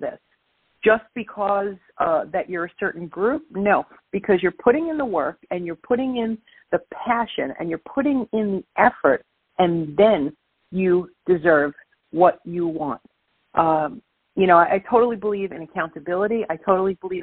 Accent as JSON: {"language": "English", "town": "New York City", "region": "New York", "country": "United States", "tie": "born or raised there", "accent": "Brooklyn", "moved": "yes", "lives_now": "New Jersey, United States", "said": "I'm born and raised in Brooklyn, New York, but I'm living in New Jersey right now. Thank you, listeners, for putting up with my Brooklyn accent."}